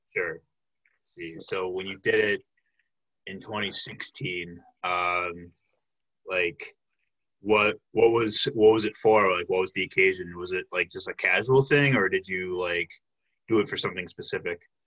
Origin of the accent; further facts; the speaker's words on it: outside of Chicago, Illinois, United States; moved away as an adult; now in Milwaukee, United States; I grew up outside of Chicago, came to Milwaukee six years ago for UWM